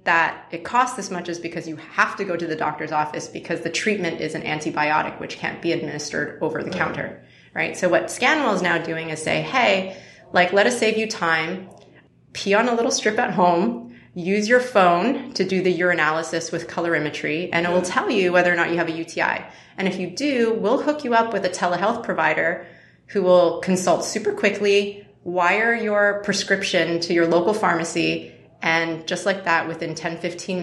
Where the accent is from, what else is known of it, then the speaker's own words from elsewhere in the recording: Canada; now in United States; as a Canadian now turned American